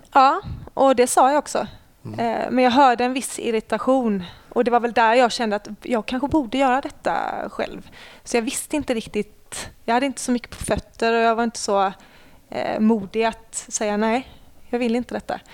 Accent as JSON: {"language": "Swedish", "town": "Lund", "region": "Skåne", "country": "Sweden", "tie": "born or raised there", "also_born_or_lived": "Ängelholm"}